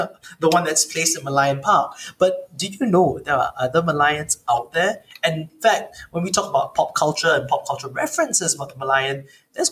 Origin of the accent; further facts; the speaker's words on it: Singapore; as a Singaporean